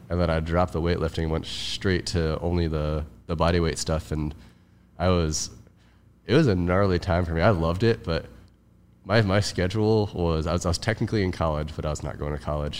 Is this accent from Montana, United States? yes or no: no; Cleveland, Ohio, United States; moved away as an adult; also born or lived in Hawaii; now in Los Angeles, United States; I grew up in Cleveland